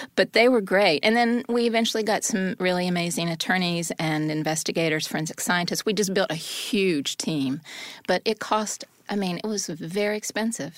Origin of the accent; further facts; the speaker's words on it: the South, United States; I'm from the South and was raised in a fundamentalist, uh, Christian home.